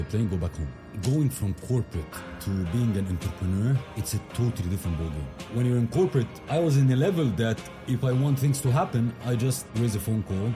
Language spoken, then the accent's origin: English; Giza, Giza Governorate, Egypt; moved away as an adult; also born or lived in Moscow, Russia; I was born in Giza, Egypt, to a family of two, myself and my sister